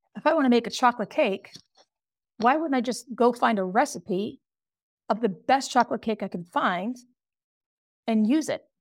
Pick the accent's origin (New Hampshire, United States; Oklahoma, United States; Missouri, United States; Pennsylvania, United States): New Hampshire, United States; Pelham; I was born in a little town in New Hampshire, Pelham, New Hampshire